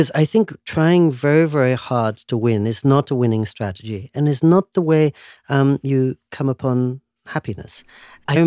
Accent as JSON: {"language": "English", "region": "England", "country": "United Kingdom", "tie": "born or raised there", "moved": "as an adult", "lives_now": "Japan", "said": "As a boy growing up in England"}